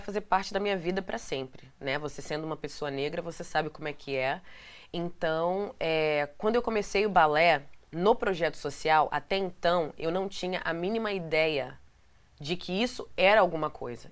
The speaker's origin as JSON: {"language": "Portuguese", "region": "Rio de Janeiro", "country": "Brazil", "tie": "born or raised there", "moved": "as an adult", "lives_now": "New York, United States", "said": "lá de Benfica, que é da onde eu nasci, no Rio"}